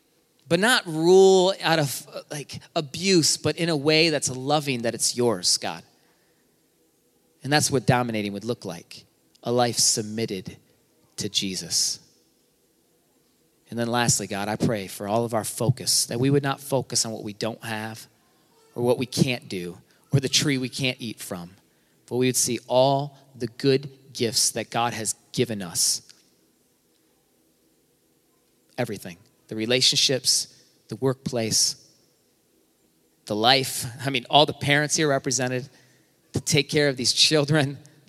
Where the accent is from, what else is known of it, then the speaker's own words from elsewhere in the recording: Michigan, United States; I'm from Michigan. That's my Michigan license.